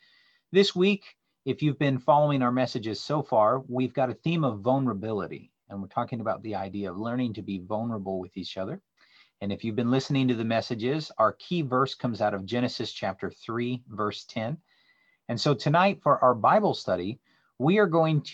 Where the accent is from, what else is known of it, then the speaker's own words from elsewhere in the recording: the Northwest, Pacific Northwest, United States; moved away; I grew up in the Northwest swimming